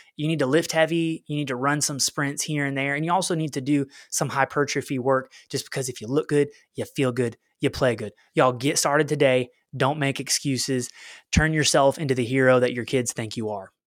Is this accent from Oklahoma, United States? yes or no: yes; Oklahoma, United States; moved away as an adult; also born or lived in West Little Rock, Arkansas; now in Little Rock, United States; We're both from Oklahoma, where, like, every house has a flat backyard